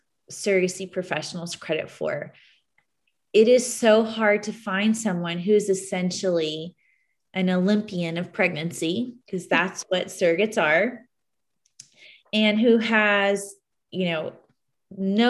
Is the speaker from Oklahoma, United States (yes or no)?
no; Houston, Texas, United States; also born or lived in Dallas, Texas; now in San Antonio, United States; I grew up in Houston